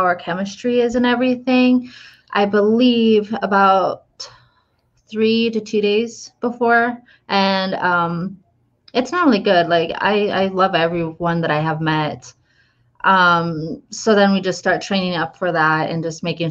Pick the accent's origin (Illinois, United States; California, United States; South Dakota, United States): South Dakota, United States; Sturgis; moved away; that's my hometown.